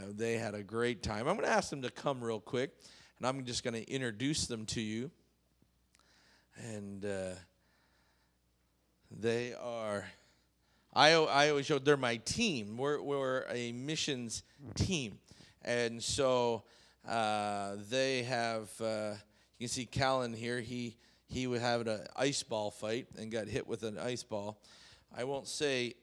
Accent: Canada; moved away; I grew up in Canada

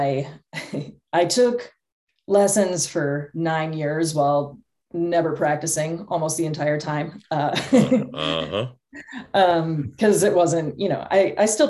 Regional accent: Northfield, Minnesota, United States; moved away as an adult; also born or lived in St. Paul; now in Portland, United States; I grew up in Northfield

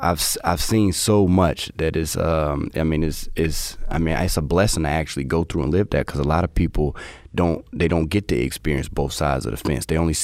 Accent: North Carolina, United States; also born or lived in Durham / Greensboro / High Point / Winston-Salem; I literally stayed in Durham, Greensboro, High Point, Winston, Davie County, so Coulomb, Mocksville, I'm all over. So I'm all over for North Carolina.

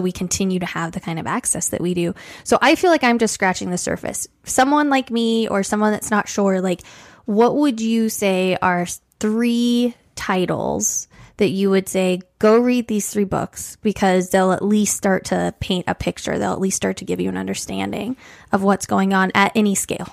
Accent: Colorado Springs, Colorado, United States; growing up in Colorado Springs

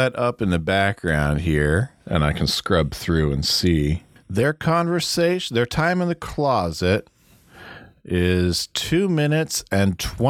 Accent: Midwest, United States; I did not grow up in the more progressive parts of the country. I grew up in the Midwest. It was a more conservative part of the country.

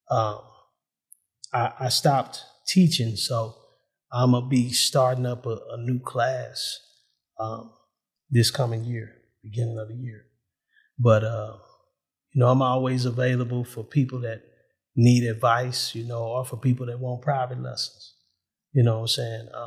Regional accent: United States; I'm an American.

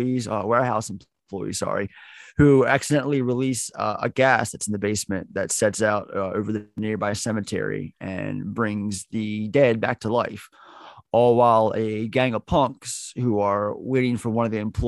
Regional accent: Baltimore, Maryland, United States; here in Baltimore, where I'm from, Baltimore, Maryland

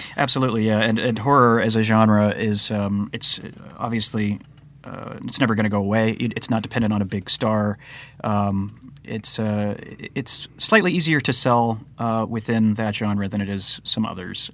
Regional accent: Nebraska, United States; moved away as an adult; since we moved out from Nebraska

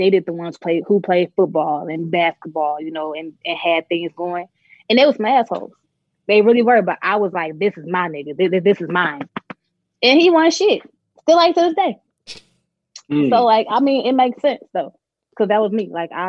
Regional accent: Muskegon, Michigan, United States; I'm from Muskegon. So, Muskegon Heights.

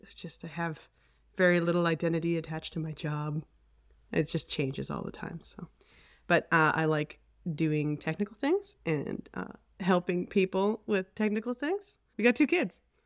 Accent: Edmonton, Alberta, Canada; also born or lived in Calgary; born in Calgary, and we moved to Edmonton, um, when I was very small. So I, I'm really an Edmontonian at heart

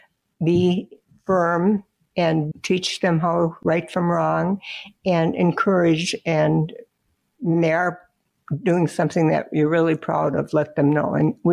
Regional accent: Minnesota, United States; also born or lived in North Dakota; And then in 1946, we moved from North Dakota to Minnesota. And so we really liked Minnesota. And we had a farm and we had to walk quite a ways to get to the school bus that went to school.

